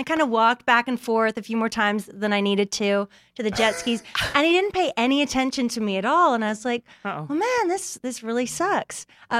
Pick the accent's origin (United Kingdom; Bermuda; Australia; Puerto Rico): Bermuda; moved away as an adult; also born or lived in Canada; So I'm originally from Bermuda, born and raised.